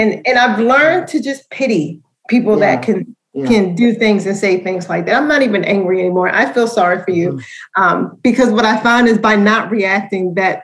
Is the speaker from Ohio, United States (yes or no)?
no; Baltimore, Maryland, United States; accent: Baltimore; letting my Baltimore accent come through, like saying Baltimore, Maryland, instead of Baltimore, Maryland.